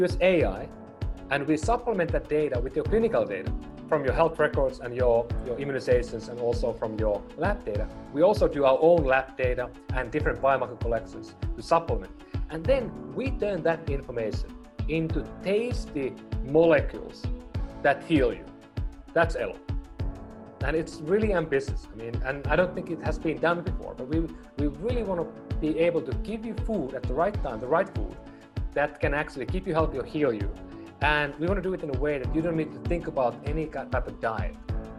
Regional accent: Finland; moved away as an adult; now in United States; I was born in northern Finland, up in a small town called Oulu. And it's actually just about 100 miles south of Arctic Circle.

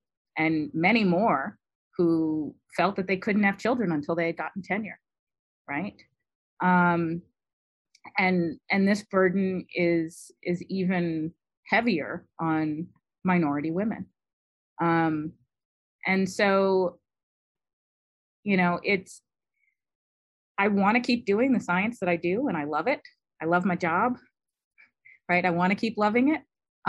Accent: Detroit, Michigan, United States; accent: generic American East Coast; So I have a very generic American East Coast accent. You can't tell where I grew up. I grew up in Detroit. I don't talk like a Detroiter when I'm talking to other people professionally.

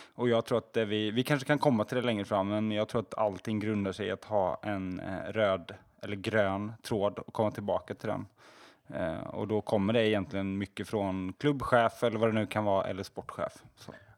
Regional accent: Småland, Sweden; jag är smålänning

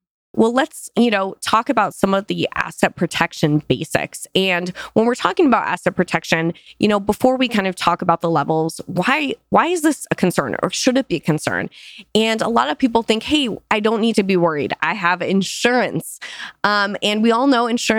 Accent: Arizona, United States; I grew up in Arizona

